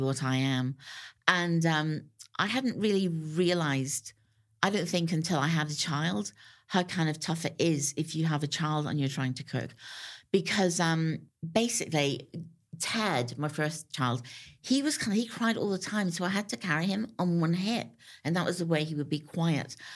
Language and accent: English; Northern Ireland, United Kingdom; I grew up in Northern Ireland.